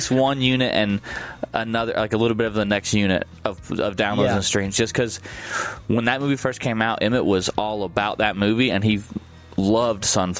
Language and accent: English; Galicia, Spain; I am from Galicia, a region in Spain that speaks a language that is very similar to Portuguese